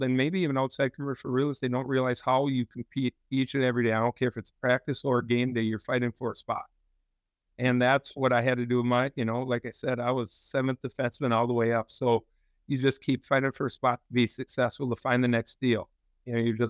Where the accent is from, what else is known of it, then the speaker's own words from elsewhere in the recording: central Minnesota, United States; we grew up in central Minnesota there